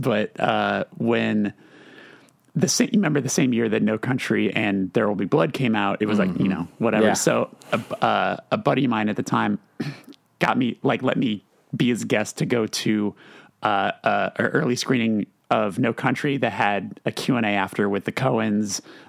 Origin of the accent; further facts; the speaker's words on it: Burbank, California, United States; That's my hometown right there.